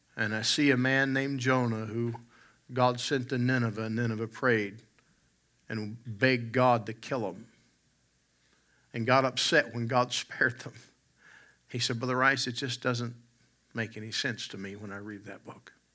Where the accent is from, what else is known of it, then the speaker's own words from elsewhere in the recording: West Virginia, United States; now in Alberta, Canada; I grew up in West Virginia, and we have wild turkeys